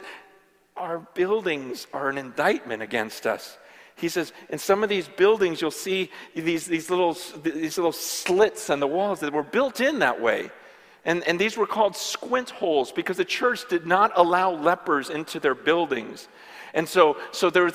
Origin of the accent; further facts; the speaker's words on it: California, United States; my generation and growing up in California in the church for the last 20, 30 years